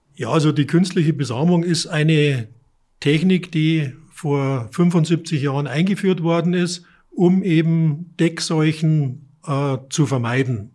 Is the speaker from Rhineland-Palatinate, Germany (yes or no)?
no; Munich area, Bavaria, Germany; moved away as an adult; now in Neustadt an der Aisch, Germany; ich komme aus der Münchner, aus dem Münchner Umland